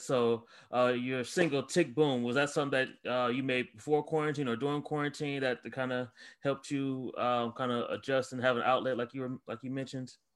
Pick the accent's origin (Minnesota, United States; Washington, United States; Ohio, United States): Ohio, United States; I'm from Ohio